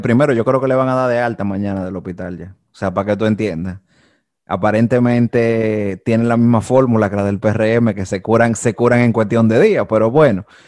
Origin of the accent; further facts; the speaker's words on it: Dominican Republic; todos nosotros como dominicanos